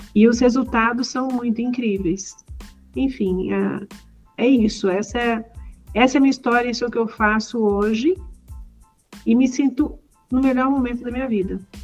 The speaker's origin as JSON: {"language": "Portuguese", "region": "Rio de Janeiro", "country": "Brazil", "tie": "born or raised there", "said": "eu cresci no Rio de Janeiro"}